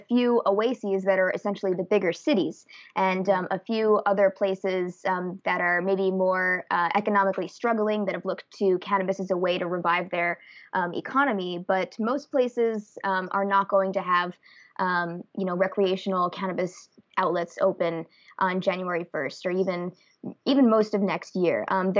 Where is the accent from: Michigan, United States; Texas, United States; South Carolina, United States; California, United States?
California, United States; Santa Rosa; And the past few years, it's been down here in Sonoma County in my hometown of Santa Rosa.